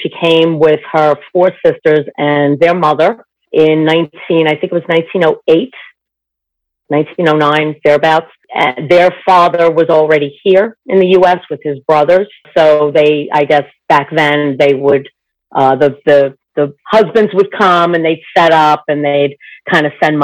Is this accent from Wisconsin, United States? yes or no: no; New York City, New York, United States; I'm 60, and I am from New York City.